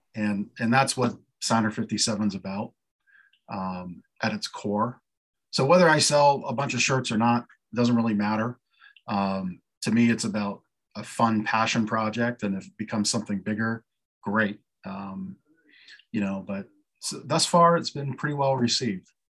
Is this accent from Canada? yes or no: yes; Canada; now in Lancaster, United States; I was born in Canada, lived here legally on the green card for years